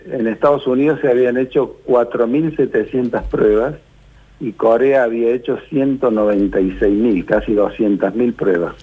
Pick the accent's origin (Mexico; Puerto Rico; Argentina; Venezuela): Argentina; somos nosotros los argentinos